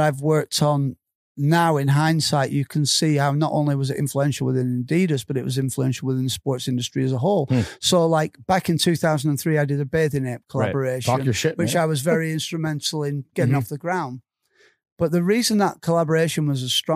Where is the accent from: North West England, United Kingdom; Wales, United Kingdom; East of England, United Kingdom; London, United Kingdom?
North West England, United Kingdom; Darwen; I was born in Bull Hill Hospital in Darwin in 1969